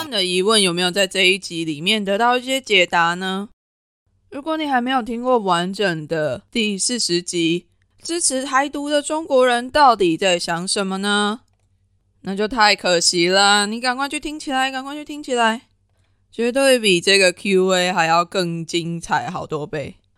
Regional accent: Taiwan; 就我一个台湾人的角度来看

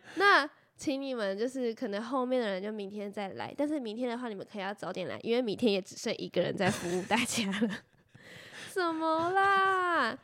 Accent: Taiwan; 我们是台湾人

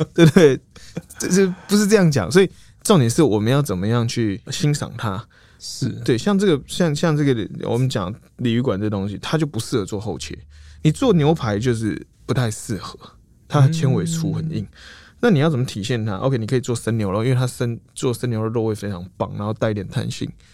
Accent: Taiwan; 我们都台湾人，可能是，我是台中人

